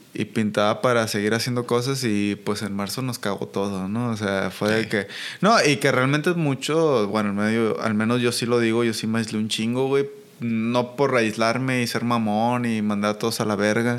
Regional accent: Colonia Guadalupe, Sinaloa, Mexico; yo crecí en Aguadalupe. Guadalupe.

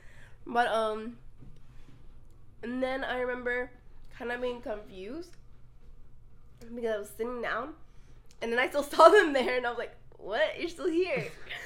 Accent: United Kingdom; No, I don't know. I'm British.

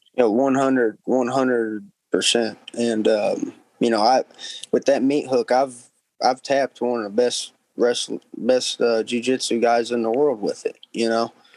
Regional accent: Cabot, Arkansas, United States; I grew up in Cabot

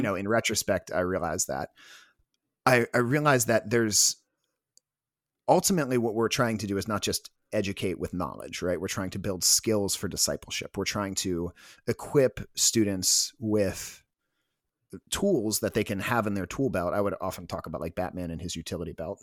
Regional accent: Washington, D.C. area, Maryland, United States; I'm from Washington, D C, uh, well, Maryland, but the Washington, D C area

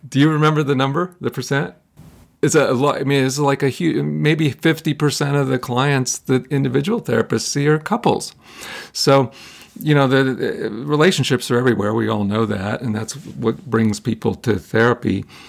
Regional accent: Ohio, United States; I'm from Ohio. Okay, I'm a, I'm a kid from Ohio.

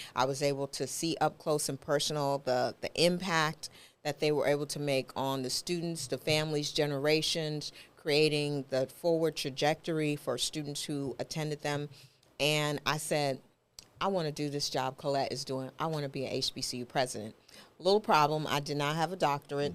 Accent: New York, United States; moved away; also born or lived in Texas / Memphis; I grew up in New York.

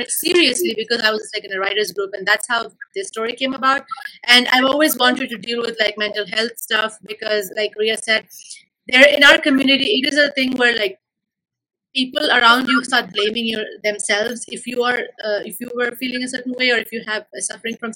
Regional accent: India; moved away as an adult; now in Los Angeles, United States; growing up in India, being an uh, Indian uh, for like what, 21 years of my life

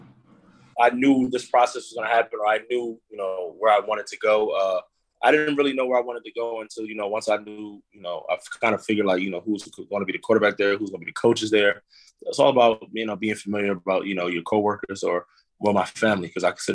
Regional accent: Uniondale, New York, United States; I'm from Uniondale, New York.

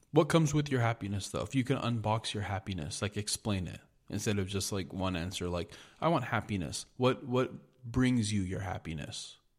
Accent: United States; I'm an American

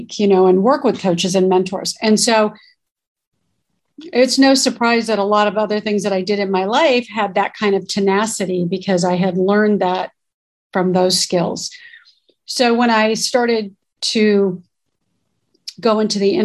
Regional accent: South Bay, Southern California, United States; also born or lived in North Hollywood; I'm born and raised in California. I'm a Southern California girl. Grew up in the South Bay area, which is Torrance, Manhattan Beach, and Hawthorne

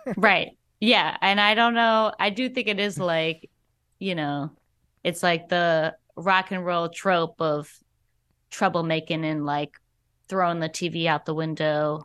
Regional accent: Alabama, United States; now in Twin Cities, United States; I moved from here to Alabama when I was, like, five.

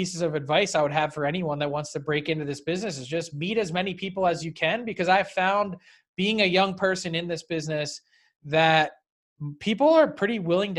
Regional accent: Philadelphia, Pennsylvania, United States; I grew up in the Philly area

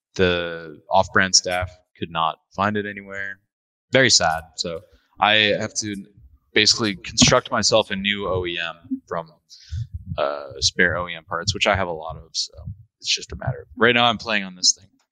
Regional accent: Midwest, United States; moved away as an adult; now in Toronto, Canada; I come from the Midwest

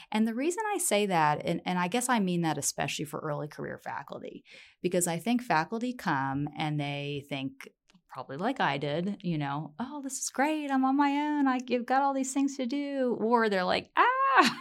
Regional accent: Virginia, United States; now in Colorado, United States; I was born in Virginia, but Colorado is my home at heart

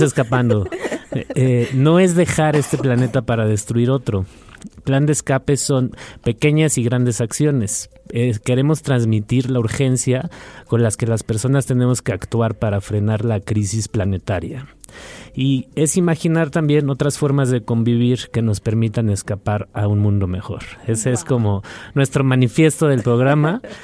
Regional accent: Mexico City, Mexico; como chilangos y chilas

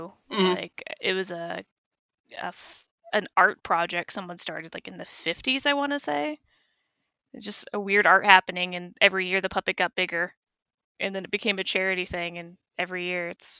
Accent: New Mexico, United States; Because like I grew up in New Mexico, and in Santa Fe

